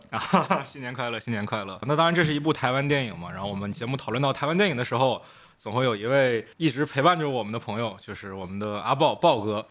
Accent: Fujian, China; 我是福建人

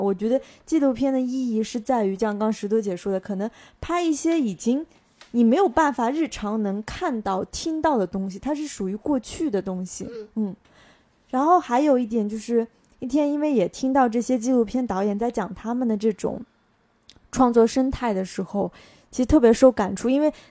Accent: southern China, China; 我作为南方人

